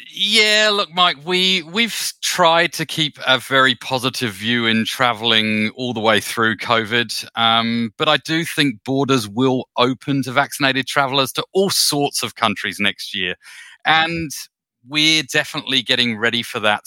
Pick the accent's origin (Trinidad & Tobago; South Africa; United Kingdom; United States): United Kingdom; I'm a Brit, um, by birth